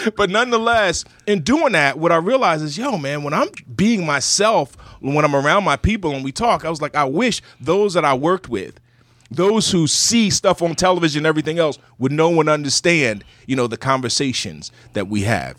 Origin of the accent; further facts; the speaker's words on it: Burlington, New Jersey, United States; I'm from Burlington City